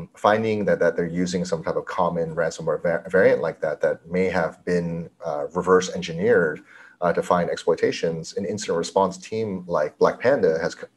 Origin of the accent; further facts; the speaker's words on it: Cupertino, California, United States; I grew up in Cupertino, California, where Apple's headquartered